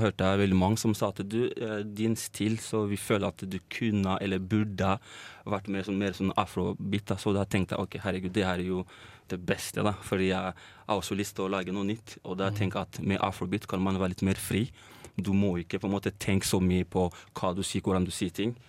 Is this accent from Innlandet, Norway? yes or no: no; Trondheim, Trøndelag, Norway; moved away as an adult; now in Oslo, Norway; Kommer jo egentlig fra Trondheim, så har jeg flytta til Oslo for å da jobbe mer med musikken min